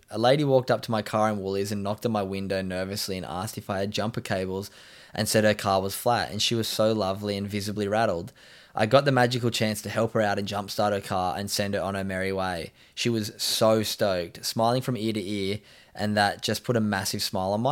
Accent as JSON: {"language": "English", "region": "Scotland", "country": "United Kingdom", "said": "I'm originally from Scotland"}